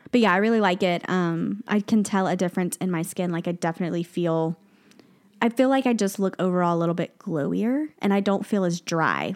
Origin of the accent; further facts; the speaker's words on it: the South, United States; I'm from the South